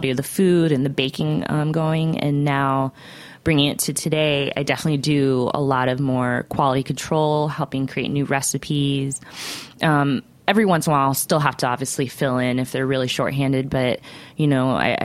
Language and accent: English; Central Florida, United States; born or raised there; moved away as an adult; also born or lived in Ohio; now in New York City, United States